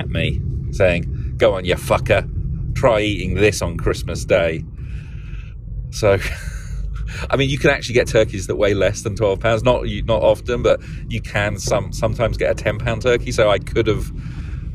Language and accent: English; London, United Kingdom; moved away as an adult; now in United States; being British